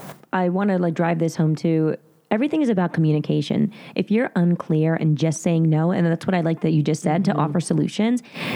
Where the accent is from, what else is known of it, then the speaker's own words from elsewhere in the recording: New Jersey, United States; accent: very Jersey; in my very Jersey accent